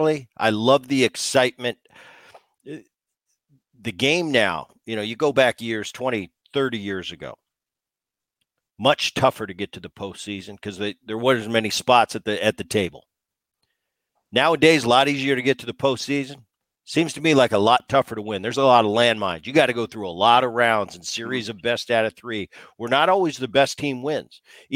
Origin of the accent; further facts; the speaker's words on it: Philadelphia, Pennsylvania, United States; You know, I grew up in the Philly area, and I got to witness that as a kid